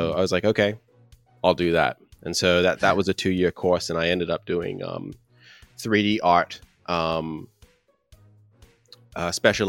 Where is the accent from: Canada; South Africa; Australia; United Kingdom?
Australia; Canberra, Australian Capital Territory; moved away as an adult; also born or lived in China; I'm from Canberra, Australia